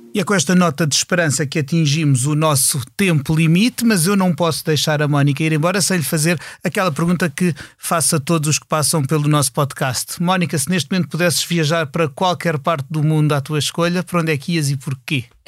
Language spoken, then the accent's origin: Portuguese; Lisbon, Portugal; eu falo como Lisboeta